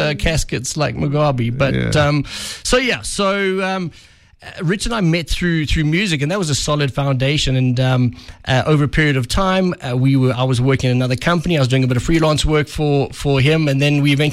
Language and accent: English; Welkom, Free State, South Africa; moved away as an adult; also born or lived in Pretoria / Gauteng; I grew up in Welkom in the Free State